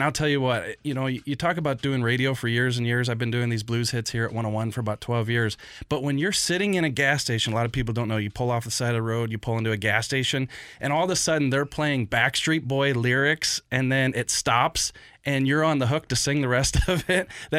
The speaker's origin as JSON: {"language": "English", "area": "Jefferson County", "region": "Missouri", "country": "United States", "said": "Hey, I'm from Jeffco."}